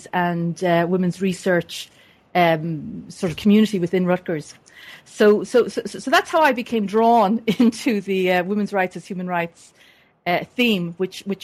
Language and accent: English; Dublin area, Leinster, Ireland; moved away as an adult; also born or lived in United States; I was born and raised in the Dublin area in Ireland.